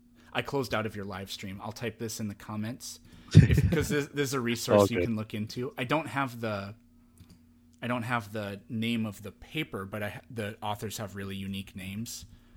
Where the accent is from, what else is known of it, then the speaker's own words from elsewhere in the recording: Midwest, United States; I'm from the Midwest originally, so.